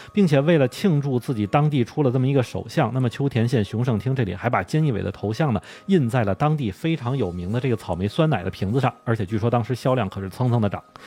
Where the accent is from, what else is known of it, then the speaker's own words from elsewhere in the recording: China; now in Tokyo, Japan; 作为中国人来说